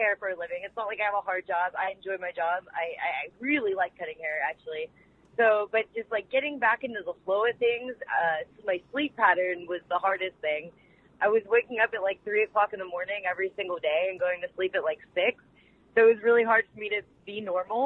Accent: Pittsburgh, Pennsylvania, United States; my hometown of Pittsburgh

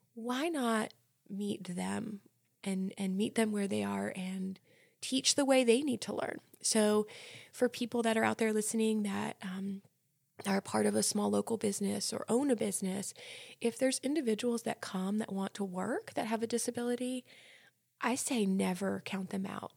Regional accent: New Jersey, United States; moved away as an adult; now in Lynchburg, United States; I'm originally from New Jersey, same as Cami

